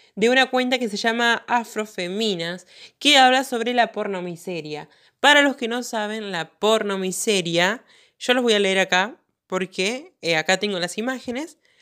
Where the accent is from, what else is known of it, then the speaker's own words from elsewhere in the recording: interior of Santa Fe province, Argentina; Yo vivo en el interior de la provincia de Santa Fe